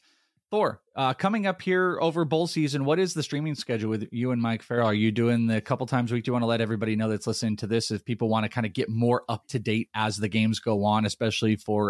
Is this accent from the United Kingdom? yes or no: yes; Wales, United Kingdom; I'm Welsh, and we are out of here.